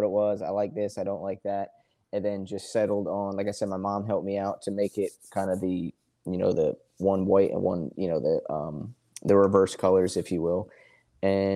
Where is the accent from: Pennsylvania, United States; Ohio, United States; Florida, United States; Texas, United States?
Pennsylvania, United States; Philadelphia; now in Charleston, United States; I'm from Philly originally. I live in Charleston, South Carolina now.